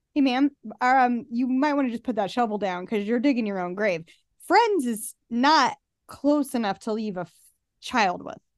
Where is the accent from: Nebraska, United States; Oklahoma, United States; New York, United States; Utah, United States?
Utah, United States; accent: Utah